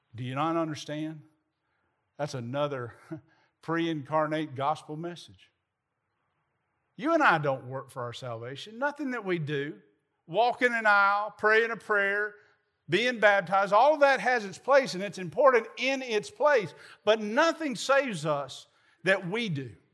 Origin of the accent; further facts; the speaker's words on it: Southern Middle Tennessee, United States; moved away; I grew up in Southern Middle Tennessee